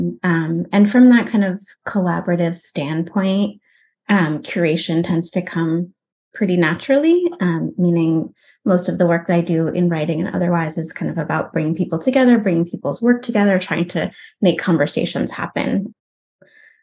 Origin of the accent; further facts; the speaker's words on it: United States; also born or lived in Oakland, California / Germany; I was working as an American-born Jew in Germany